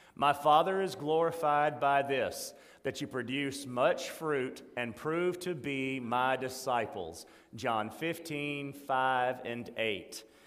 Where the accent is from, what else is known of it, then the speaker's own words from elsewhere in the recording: Meridian, Mississippi, United States; I grew up at State Boulevard Baptist Church